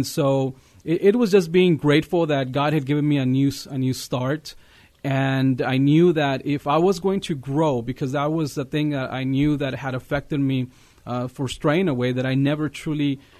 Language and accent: English; Eagle Pass, Texas, United States; I'm from Eagle Pass, Texas. It's a border town west of San Antonio. And, you know, it's a bilingual town, and you know, it's a nice little town, and that's where I grew up.